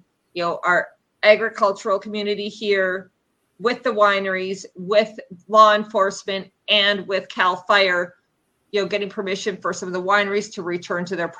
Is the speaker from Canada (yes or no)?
yes; Canada; I'm Canadian.